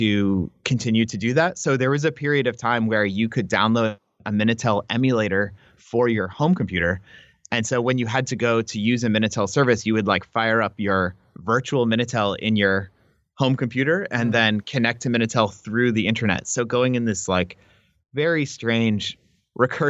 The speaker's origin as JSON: {"language": "English", "country": "United States", "said": "as an American scholar"}